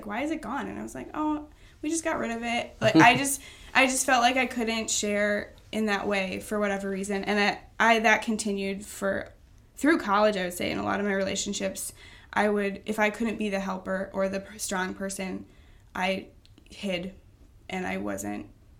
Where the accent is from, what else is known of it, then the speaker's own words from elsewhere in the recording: Baraboo, Wisconsin, United States; I grew up in Baraboo.